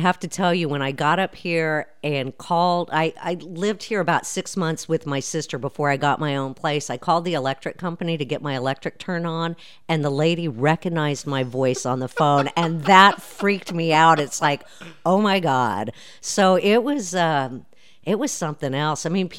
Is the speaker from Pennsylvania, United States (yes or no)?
no; El Paso, Texas, United States; now in Dallas, United States; I'm from El Paso originally, and my dream was to always work in major market radio.